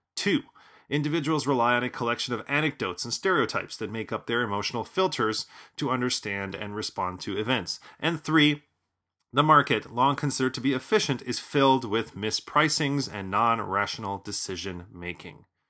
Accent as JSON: {"language": "English", "town": "Chicago", "region": "Illinois", "country": "United States", "tie": "born or raised there", "said": "my hometown of Chicago"}